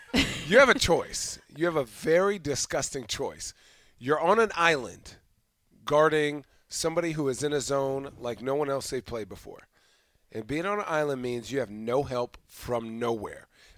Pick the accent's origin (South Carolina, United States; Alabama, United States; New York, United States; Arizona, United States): Arizona, United States; Chandler; I'm from Mean Streets of Chandler. Shout out East Valley, Arizona.